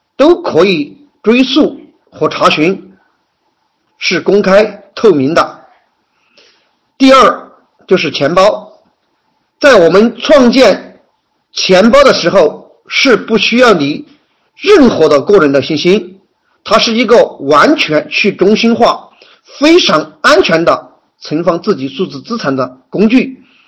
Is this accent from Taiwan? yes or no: no; Yibin, Sichuan, China; 我来自万里长江第一城，美丽的四川，九都宜宾